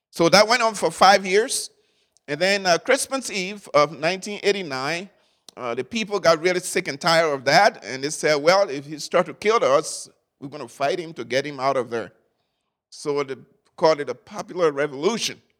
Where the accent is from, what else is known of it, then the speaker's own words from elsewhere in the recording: Liberia; I was born in Liberia a few years ago, and that really a few years ago, and uh, lived there for most part of my life.